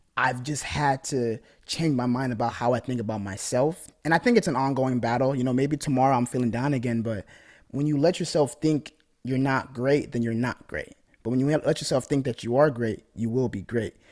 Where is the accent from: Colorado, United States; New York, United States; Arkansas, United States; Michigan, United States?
Michigan, United States; I'm from Michigan